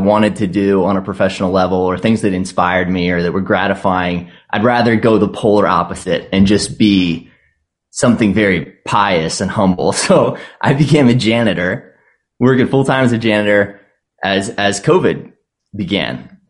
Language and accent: English; Virginia, United States; So I came from Northern Virginia, so I've seen a lot of that too, where it's like, man, I can't even tell what this place was before